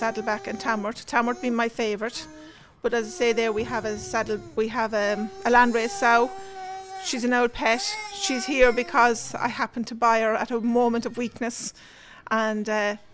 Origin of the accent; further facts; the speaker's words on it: County Westmeath, Leinster, Ireland; moved away as an adult; also born or lived in County Kildare; We're originally from County Westmeath.